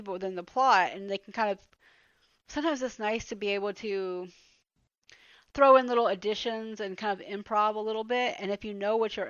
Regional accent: the South, United States; I'm from the South

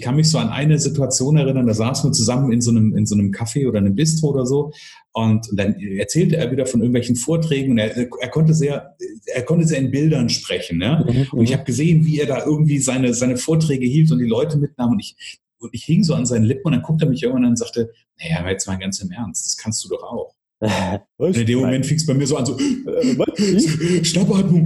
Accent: Northern Hesse, Germany; ich komme aus dem Nordhessischen

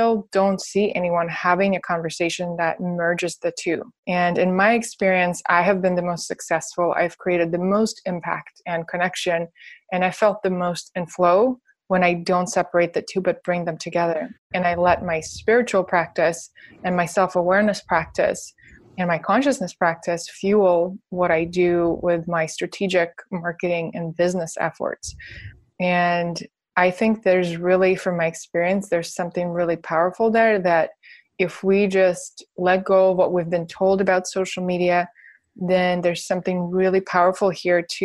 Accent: Russia; now in United States; I'm from Russia, so I don't have an American passport

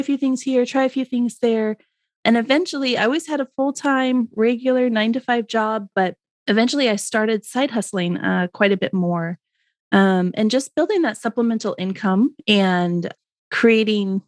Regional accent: Portland, Oregon, United States; I was born and raised in the Pacific Northwest of the United States. I grew up just outside of Portland, Oregon, on a family farm.

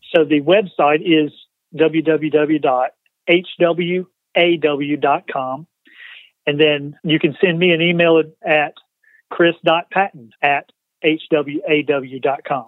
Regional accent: LaGrange, Georgia, United States; moved away as an adult; now in Spartanburg, United States; I'm actually from the South. Home is up until the last two weeks was in uh, LaGrange, Georgia, about an hour south of Atlanta.

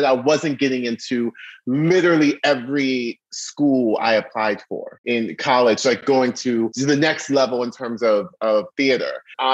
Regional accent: Orlando, Florida, United States; also born or lived in Baltimore, Maryland; we are moving down to Orlando, Florida

